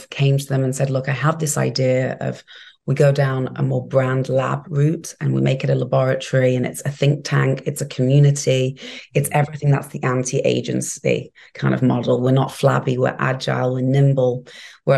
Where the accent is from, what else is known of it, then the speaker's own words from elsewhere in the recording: England, United Kingdom; also born or lived in New York; now in Miami, United States; where I grew up in England